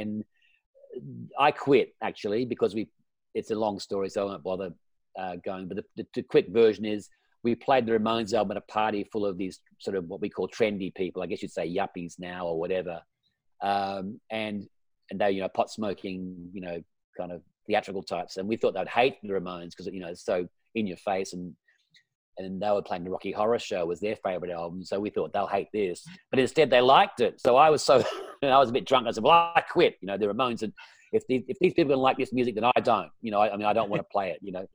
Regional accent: Perth, Western Australia, Australia; moved away; in Perth before, where we grew up in Western Australia.

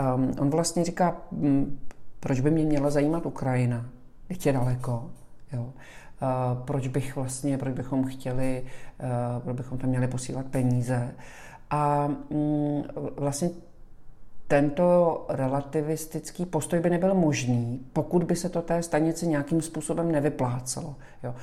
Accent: Czechia; moved away as an adult; now in Miami, United States; jsem z České republiky

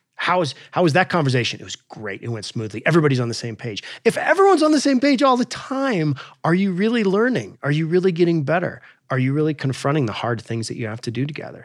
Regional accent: Alaska, United States; I grew up in Alaska

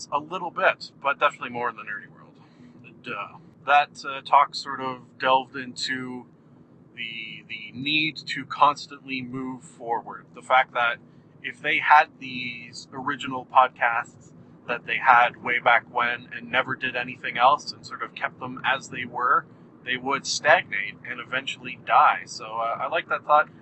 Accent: Canada; Being Canadian, we had Much Music rather than MTV

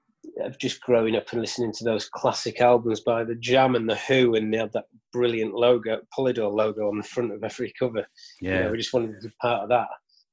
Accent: York, Yorkshire and the Humber, United Kingdom; we're from York, and you know York's quite a small city

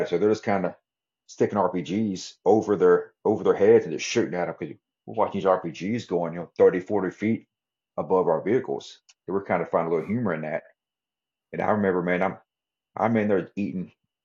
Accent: Texas, United States; I'm from Texas

